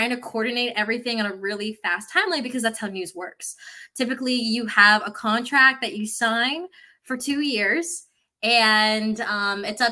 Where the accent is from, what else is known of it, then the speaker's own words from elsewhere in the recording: Pennsylvania, United States; moved away as an adult; now in Jacksonville, United States; I grew up with like the Pennsylvania snowfall